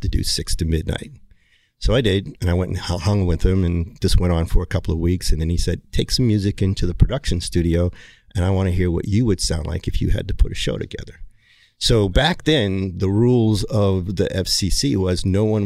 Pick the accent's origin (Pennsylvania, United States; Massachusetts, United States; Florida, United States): Massachusetts, United States; Hyannis; I was born in Cape Cod, Massachusetts, Hyannis, home of the Kennedys.